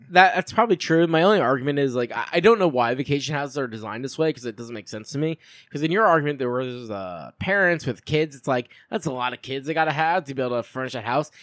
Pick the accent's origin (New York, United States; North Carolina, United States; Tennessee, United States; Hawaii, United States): New York, United States; Long Island; I'm from Long Island